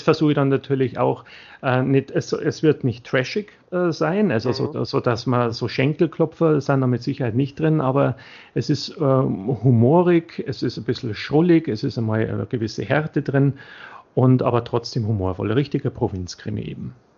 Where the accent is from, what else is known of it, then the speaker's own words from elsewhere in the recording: Bavaria, Germany; für mich als Bayer